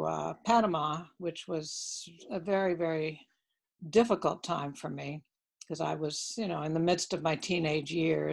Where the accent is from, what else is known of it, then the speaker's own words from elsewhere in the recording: Cuba; born there; Yes, I was born, actually I was born in Cuba. Had a lot of family there.